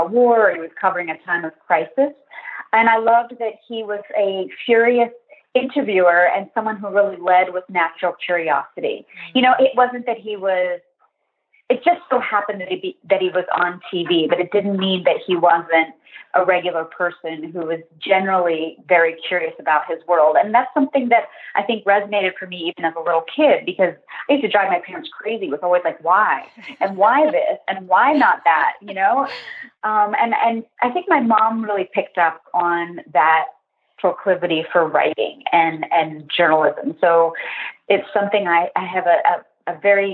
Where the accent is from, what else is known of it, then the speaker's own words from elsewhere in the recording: Pennsylvania, United States; I grew up in Pennsylvania.